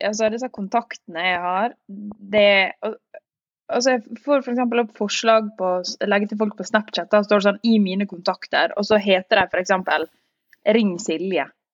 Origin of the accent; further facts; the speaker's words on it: Northern Norway, Norway; meg som nordlending